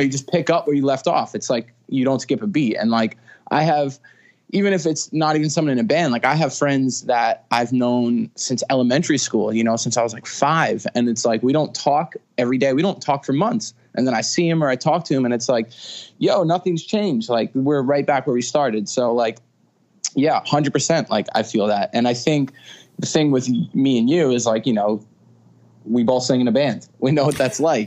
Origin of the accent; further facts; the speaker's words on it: Stony Brook, New York, United States; I was born in Stony Brook. It's uh, in Suffolk County on Long Island, and uh, you know, I'm born and raised Long Island.